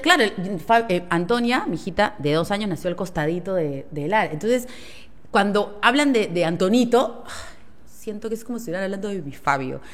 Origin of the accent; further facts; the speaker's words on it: Peru; somos los peruanos